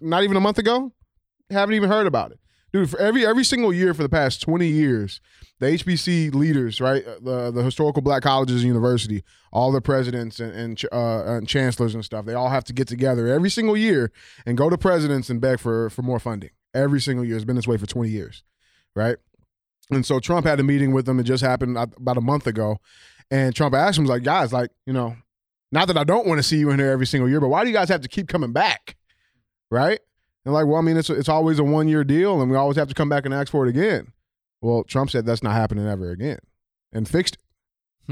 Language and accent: English; St. Louis, Missouri, United States; on the west side of Saint Louis City